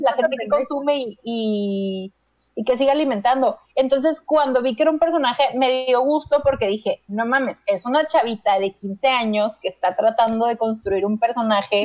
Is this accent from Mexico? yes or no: yes; Mexico; soy mexicana